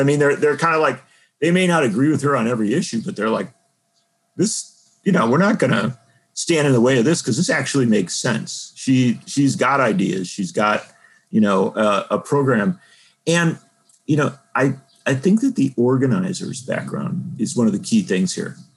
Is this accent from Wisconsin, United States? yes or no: yes; Milwaukee, Wisconsin, United States; I grew up in Wisconsin, around Milwaukee